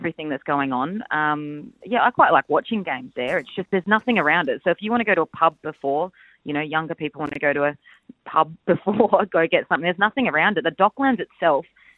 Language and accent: English; Adelaide, South Australia, Australia; I'm from Adelaide.